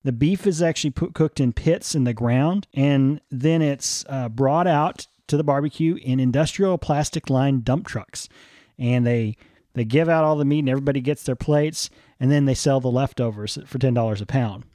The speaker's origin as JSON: {"language": "English", "town": "College Station", "region": "Texas", "country": "United States", "tie": "born or raised there", "said": "I grew up near College Station"}